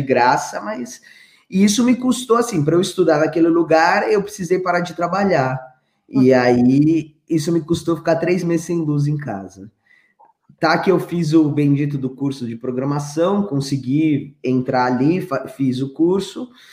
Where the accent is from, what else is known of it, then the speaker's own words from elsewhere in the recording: Grajaú, São Paulo, Brazil; Eu nasci no Grajaú